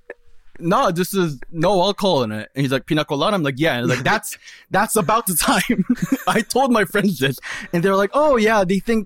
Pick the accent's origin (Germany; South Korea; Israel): South Korea; English is a second language; moved away; I'm kind of like an immigrant. I'm from Korea. English is my second language